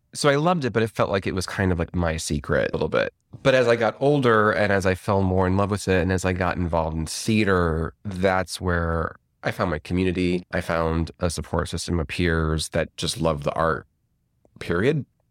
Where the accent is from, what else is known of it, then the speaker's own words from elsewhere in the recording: Rolling Meadows, Illinois, United States; I'm from Rolling Meadows, Illinois, which is a northwest suburb of Chicago.